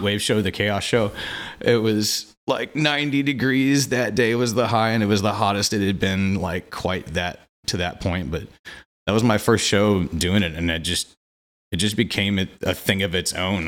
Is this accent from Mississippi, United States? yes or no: no; Quincy, Illinois, United States; moved away as an adult; also born or lived in Saint Joseph, Missouri; now in Kansas City, United States; lived in Quincy, Illinois, my hometown, until I was twenty-one